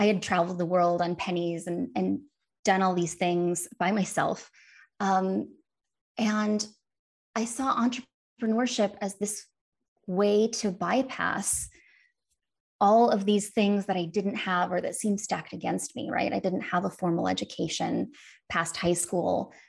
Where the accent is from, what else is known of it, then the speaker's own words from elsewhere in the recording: Wisconsin, United States; And she lived, I grew up in Northern Wisconsin. She lived in Kansas City and she would drive up and visit us for all of the major holidays and in the summer.